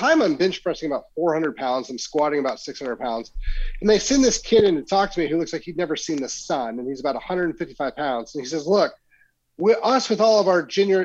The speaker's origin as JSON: {"language": "English", "region": "Oklahoma", "country": "United States", "tie": "born or raised there", "moved": "as an adult", "lives_now": "Frisco, United States", "said": "I grew up in Oklahoma"}